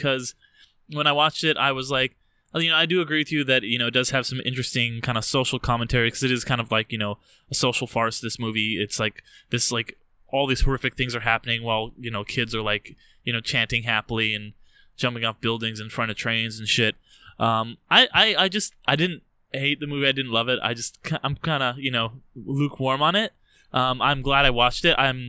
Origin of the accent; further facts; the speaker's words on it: United States; being American